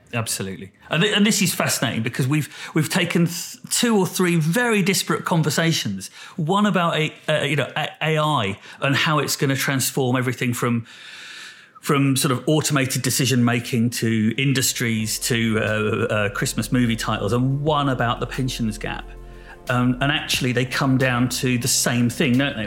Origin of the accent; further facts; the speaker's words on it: United Kingdom; we're British as well